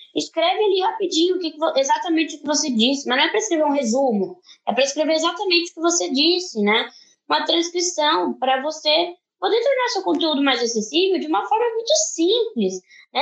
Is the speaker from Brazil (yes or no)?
yes; Brazil; como brasileiros